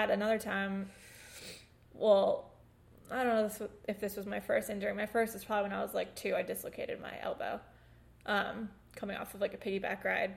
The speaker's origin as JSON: {"language": "English", "region": "New York", "country": "United States", "tie": "born or raised there", "said": "in our house that we grew up in in New York"}